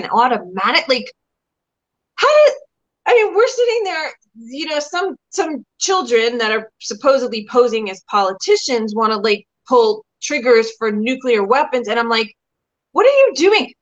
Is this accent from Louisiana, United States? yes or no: no; New York City, New York, United States; I was from the Bronx